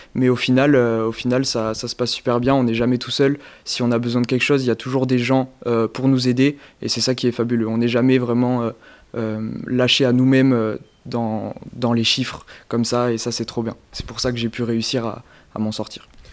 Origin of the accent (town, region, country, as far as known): Périgueux, Nouvelle-Aquitaine, France